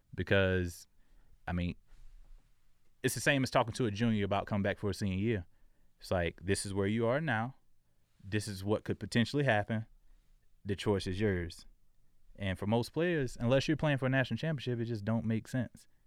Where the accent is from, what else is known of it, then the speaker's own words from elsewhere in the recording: Jacksonville, Florida, United States; moved away as an adult; also born or lived in South Dakota; I grew up in Florida